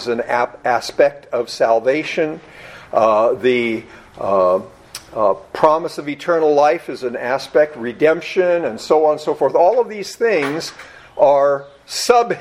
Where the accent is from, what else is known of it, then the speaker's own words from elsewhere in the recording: United States; being an American